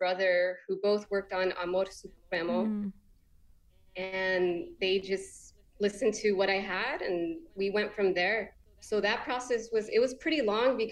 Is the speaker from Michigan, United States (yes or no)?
no; Los Angeles, California, United States; I'm from Los Angeles, California